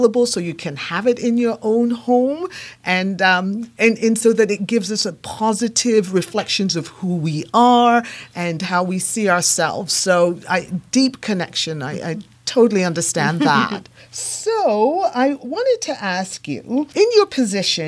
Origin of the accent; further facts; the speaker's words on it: England, United Kingdom; also born or lived in Japan; now in Canada; I live in Canada. And second of all, I was born in England.